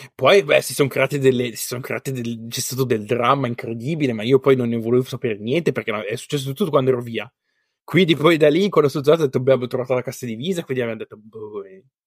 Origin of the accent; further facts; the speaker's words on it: Bassa Vercellese, Piedmont, Italy; moved away as an adult; now in Finland; io sono della bassa Vercellese